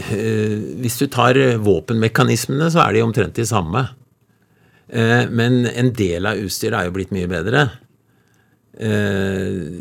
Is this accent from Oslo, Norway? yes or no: yes; Nordmarka, Oslo, Norway; Jeg vokste opp litt inne i Nordmarka